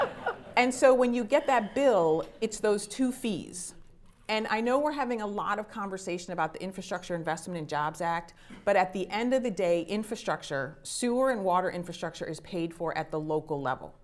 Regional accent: Shaker Heights, Ohio, United States; also born or lived in upstate New York; I grew up in Shaker Heights

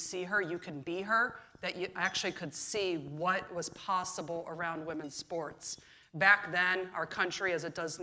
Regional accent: North Royalton, Ohio, United States; also born or lived in Kansas; I grew up in North Royalton, Ohio. And I went to high school there.

